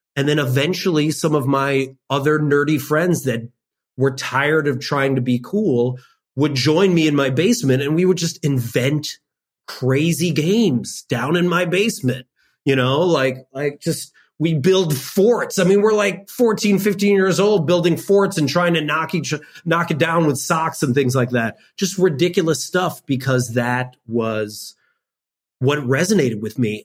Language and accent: English; suburb of Chicago, Illinois, United States; I lived in a predominantly white suburb of Chicago